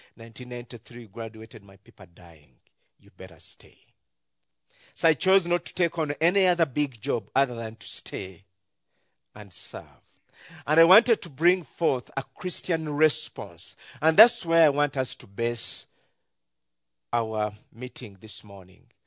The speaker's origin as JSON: {"language": "English", "country": "Uganda"}